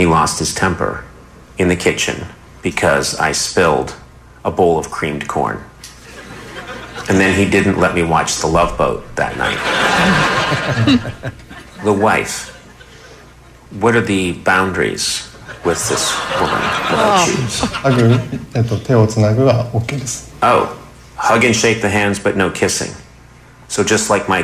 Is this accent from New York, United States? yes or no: no; Los Angeles, California, United States; I'm from Los Angeles.